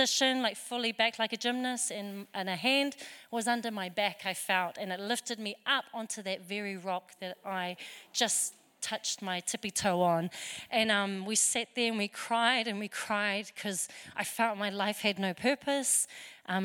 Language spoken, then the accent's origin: English; New Zealand; I'm born here in New Zealand